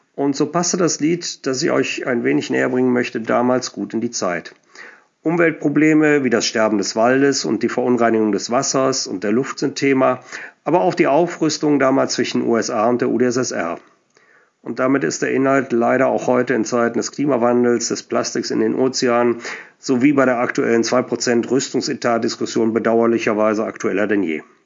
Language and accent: German; Cologne, North Rhine-Westphalia, Germany; accent: Kölsch; ich bin ein Mensch, der sich viel mit der Musik und der Sprache seiner Heimat auseinandersetzt. Und meine Heimat ist nun mal Köln